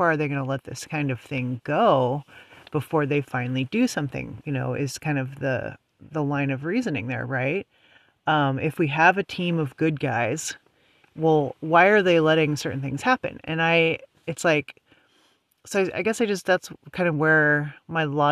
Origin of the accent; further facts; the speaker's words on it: United States; also born or lived in West Coast; being an American, that's kind of where I'm mainly, you know, I'm tuned into to what's going on here because, you know, I live here